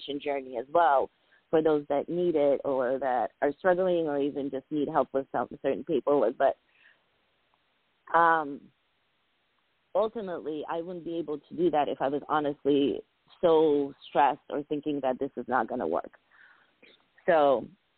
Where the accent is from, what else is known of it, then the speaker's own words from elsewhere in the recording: New England, United States; also born or lived in Georgia / Armenia / Soviet Union; I went to elementary school, you know, boarding school, college. My whole life has been New England